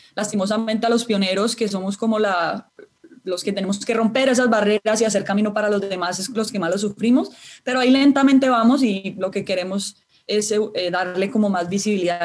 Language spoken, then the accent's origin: Spanish; Cali, Valle del Cauca, Colombia; soy nacida en Cali, caleñísima